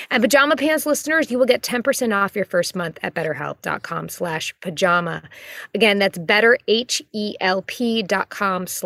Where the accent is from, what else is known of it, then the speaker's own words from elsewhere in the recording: Texas, United States; we came from Texas. where like, you know, we're just on top of each other.